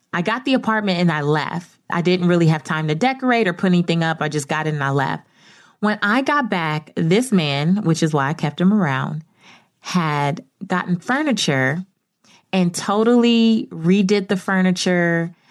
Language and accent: English; Belize; moved away; I'm from Belize